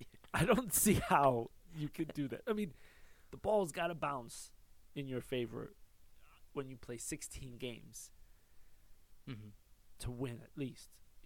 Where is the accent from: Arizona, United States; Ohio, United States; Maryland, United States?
Ohio, United States; Cleveland; We live just 20 minutes south of Cleveland.